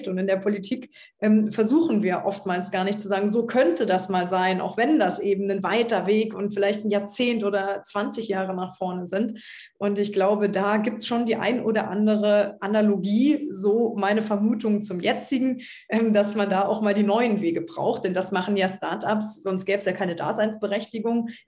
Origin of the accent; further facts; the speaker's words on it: Trier, Rhineland-Palatinate, Germany; als dann in meiner Heimatstadt Trier Katharina Barley nach Brüssel gegangen ist